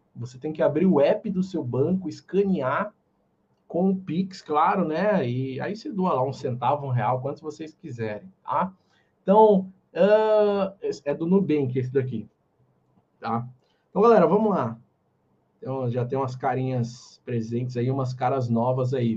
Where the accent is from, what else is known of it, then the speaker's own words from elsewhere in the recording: São Paulo, Brazil; Eu sou de São Paulo